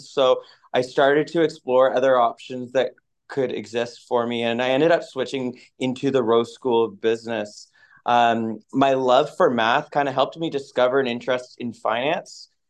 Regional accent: Moncton, New Brunswick, Canada; moved away; also born or lived in Halifax, Nova Scotia; I grew up in Moncton, New Brunswick

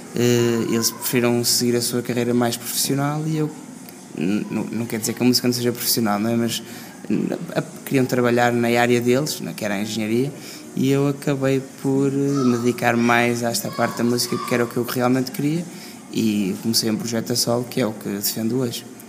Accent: Porto, Norte, Portugal; no norte porque é de onde eu sou

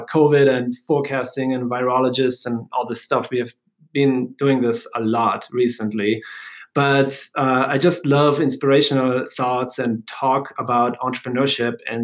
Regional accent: Germany; now in United States; I'm from Germany

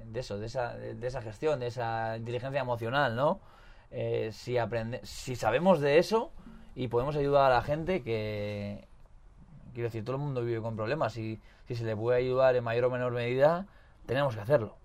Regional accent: Hondarribia, Basque Country, Spain; now in Pamplona, Spain; vivo en Iruña, pero soy de Ondarribi

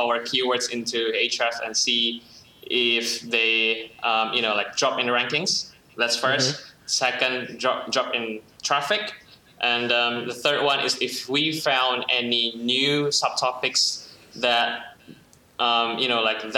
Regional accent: Indonesia; I'm from Indo

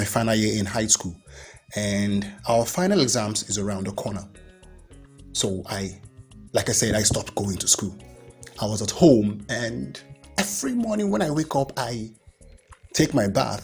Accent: Nigeria; I am proud to be a Nigerian

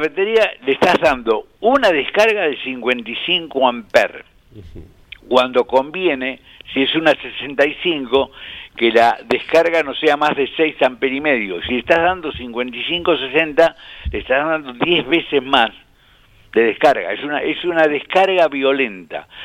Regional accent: Pehuajó, Buenos Aires Province, Argentina; moved away; Y si vos vivís en Peguajó, mi pueblo de crecimiento, de nacimiento y y primeros años

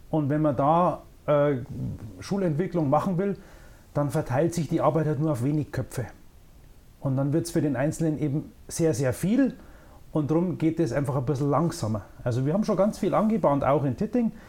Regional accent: Eichstätt, Bavaria, Germany; Also, ich komme ursprünglich aus Eichstätt, ähm, habe auch in Eichstätt studiert

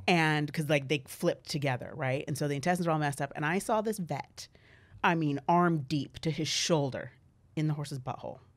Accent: Valley Center, California, United States; I was born here

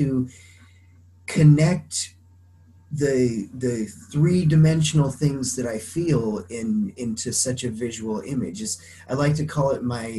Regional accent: Craig, Colorado, United States; moved away; the town I grew up in, Craig in Colorado, it's small enough

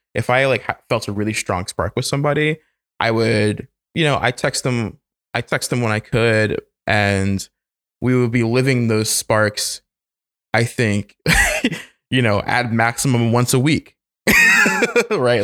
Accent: the South, United States; moved away; growing up in the South as a child

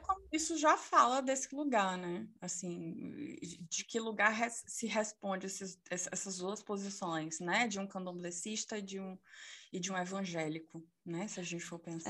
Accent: Salvador, Bahia, Brazil; sou soteropolitana

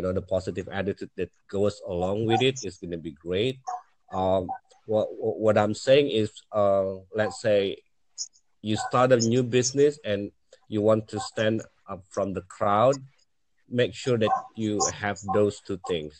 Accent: Indonesia; I'm in Asia, in Southeast Asia. I'm from Indonesia

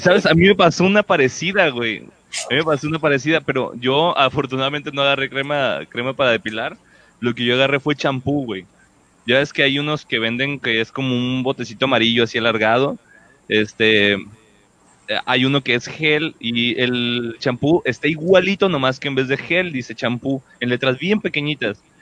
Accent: Puerto Vallarta, Jalisco, Mexico; yo también tuve el cambio así de, rancho a, ciudad. Este, bueno, no es tan grande de Vallarta

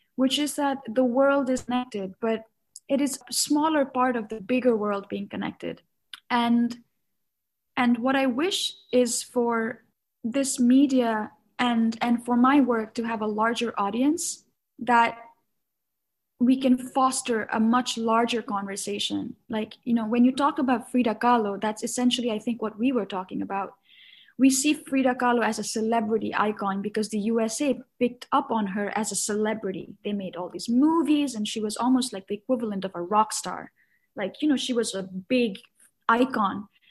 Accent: Kathmandu, Bagmati, Nepal; moved away as an adult; now in New York, United States; I was born and raised in Kathmandu, which is the capital city and the biggest city in Nepal.

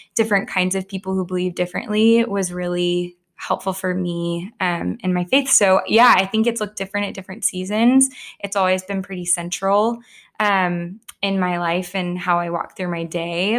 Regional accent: Plano, Texas, United States; I grew up in Plano in a home with two parents that were also Christians.

